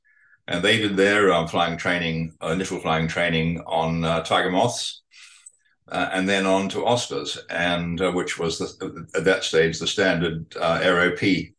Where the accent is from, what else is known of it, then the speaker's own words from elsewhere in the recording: Palmerston North, Manawatū-Whanganui, New Zealand; also born or lived in Motueka; Well, Palmerston North.